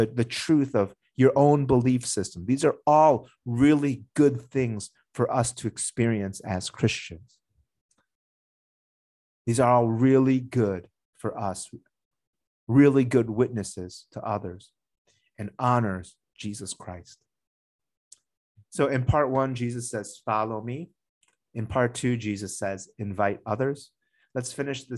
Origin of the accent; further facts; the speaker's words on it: United States; moved away; the town that I grew up in the United States